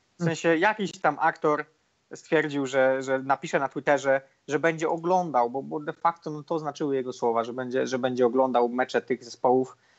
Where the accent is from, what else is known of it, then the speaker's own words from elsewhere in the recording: Poland; mówimy, że z Polski